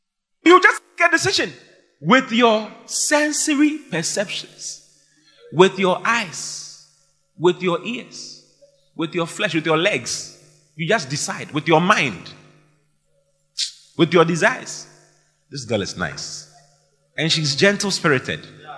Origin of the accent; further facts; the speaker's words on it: Asaba, Delta, Nigeria; I'm from Oda Asankregoa. I'm from Asaba in Nigeria. I'm from Delta State, where even though we have oil, there's no money.